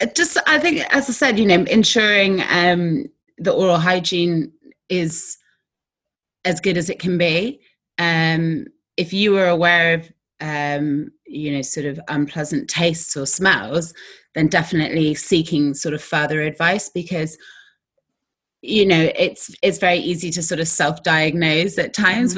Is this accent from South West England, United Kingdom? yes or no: yes; Exeter, South West England, United Kingdom; I literally walked around Exeter, which is my hometown